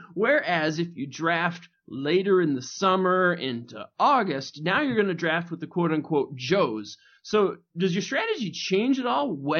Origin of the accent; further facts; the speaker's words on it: Michigan, United States; I'm from Michigan.